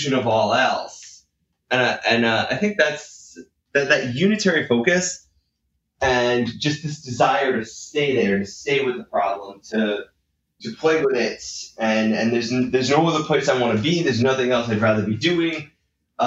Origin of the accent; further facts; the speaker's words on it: Northeast, United States; I grew up in the Northeast, pretty bad winter sometimes